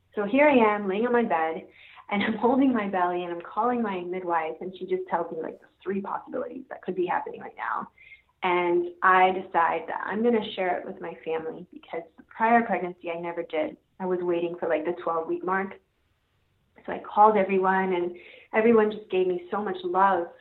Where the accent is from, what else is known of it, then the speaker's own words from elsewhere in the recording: Jamaica; now in Ocala, United States; I'm originally from Jamaica, and somehow ended up here in the forest